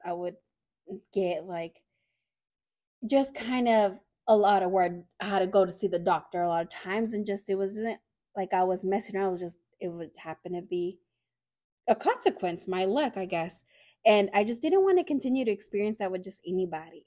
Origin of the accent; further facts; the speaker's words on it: Fresno, California, United States; moved away as an adult; also born or lived in Hanford, California; now in San Jose, United States; I was born in the Central Valley, um, in a small town named Hanford, California, and then I grew up in Fresno, California. Came out to San Jose out here.